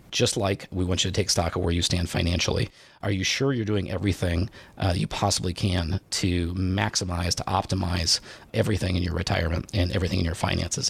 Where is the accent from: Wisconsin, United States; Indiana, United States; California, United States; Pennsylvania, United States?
Indiana, United States; I grew up in Indiana